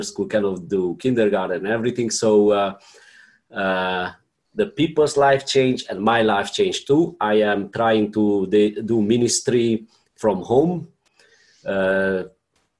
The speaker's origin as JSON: {"language": "English", "country": "Romania", "said": "I am from Romania."}